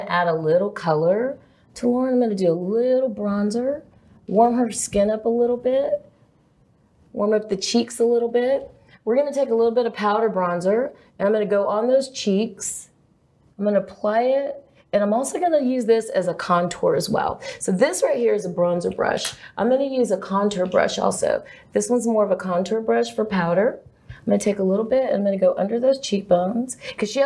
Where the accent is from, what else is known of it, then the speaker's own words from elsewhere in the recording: Lubbock, Texas, United States; I'm from Lubbock, Texas.